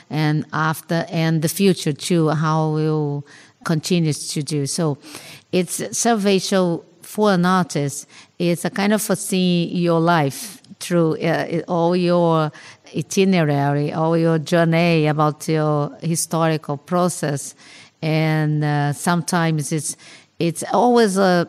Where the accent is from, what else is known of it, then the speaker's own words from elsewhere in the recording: Rio de Janeiro, Brazil; I was born in Rio de Janeiro, no? And grew up there and works and lives there so far